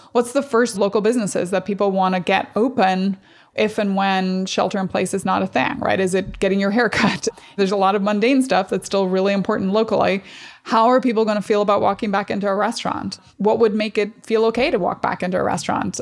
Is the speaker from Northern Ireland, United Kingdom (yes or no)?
yes; Strabane, Northern Ireland, United Kingdom; moved away; I grew up in Northern Ireland